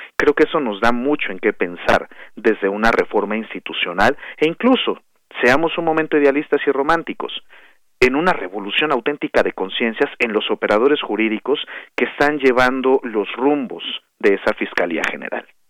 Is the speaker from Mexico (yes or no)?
yes; Mexico; aquí como mexicanas, como mexicanos